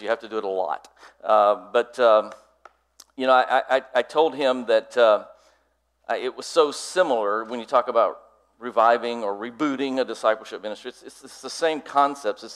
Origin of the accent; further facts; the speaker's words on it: North Georgia, United States; I was raised here in North Georgia, just a little north of here